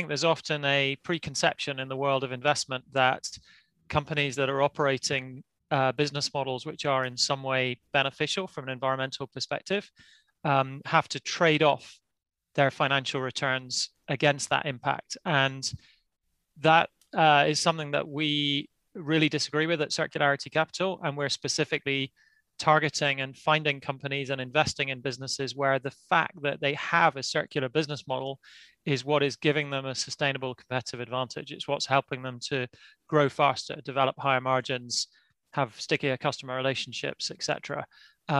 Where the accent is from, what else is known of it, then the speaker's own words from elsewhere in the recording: Yorkshire and the Humber, United Kingdom; now in Edinburgh, United Kingdom; I'm actually a Yorkshireman, but living in Edinburgh now in Scotland